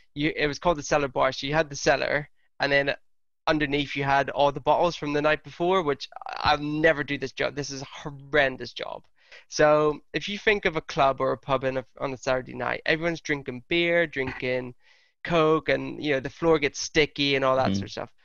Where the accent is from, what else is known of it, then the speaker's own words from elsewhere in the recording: Lurgan, Northern Ireland, United Kingdom; moved away; also born or lived in Hertfordshire; my hometown, Lurgan.